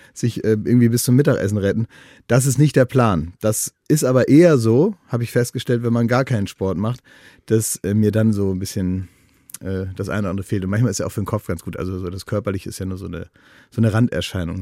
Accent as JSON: {"language": "German", "town": "Oldenburg", "region": "Lower Saxony", "country": "Germany", "tie": "born or raised there", "moved": "yes", "lives_now": "Berlin, Germany", "said": "in meiner Heimatstadt Oldenburg"}